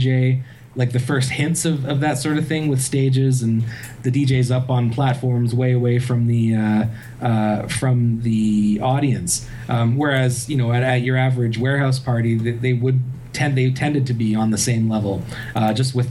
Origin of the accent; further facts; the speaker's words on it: Waterloo, Ontario, Canada; my hometown, Waterloo